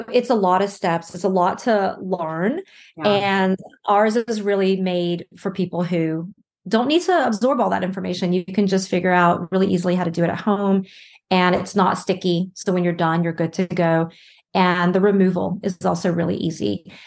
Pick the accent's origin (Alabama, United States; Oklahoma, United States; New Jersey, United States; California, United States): Alabama, United States; also born or lived in New York / Shanghai, China; now in Barcelona, Spain; I'm actually originally from Alabama, which is where I am right now